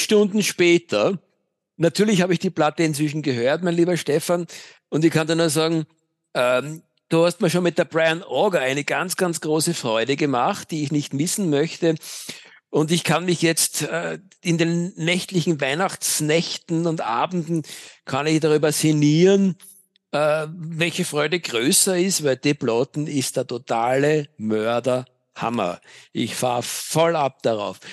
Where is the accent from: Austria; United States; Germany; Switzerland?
Austria; Vienna; Ich bin ein echter Wiener.